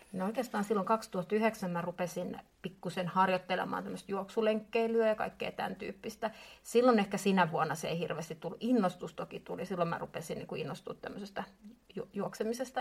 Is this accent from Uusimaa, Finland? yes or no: yes; Espoo, Uusimaa, Finland; olen espoolainen